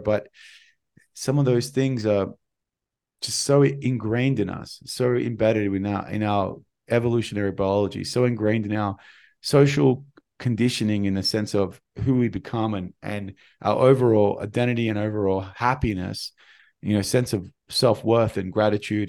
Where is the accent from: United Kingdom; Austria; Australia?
Australia; moved away; I'm an Australian